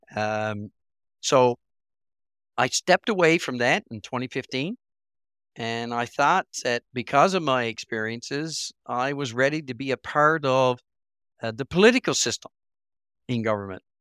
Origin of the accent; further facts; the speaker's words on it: Port Blandford, Newfoundland and Labrador, Canada; places like Port Blanford or, which is at my hometown